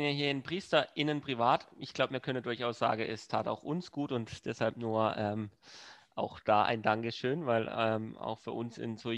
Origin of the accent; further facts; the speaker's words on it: Freiburg, Baden-Württemberg, Germany; Auch das ähm, freut mich als Freiburger sehr.